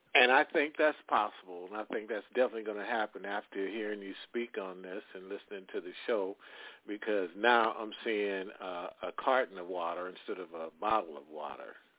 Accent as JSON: {"language": "English", "region": "Midwest", "country": "United States", "said": "I come from the Midwest"}